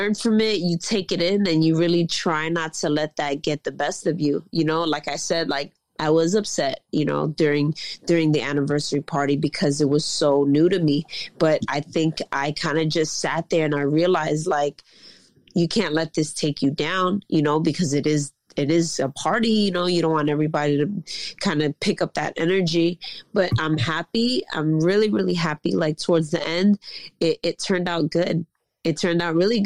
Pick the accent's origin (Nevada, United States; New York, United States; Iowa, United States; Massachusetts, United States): New York, United States; New York City; I'm from Queens. I got the whole hood in me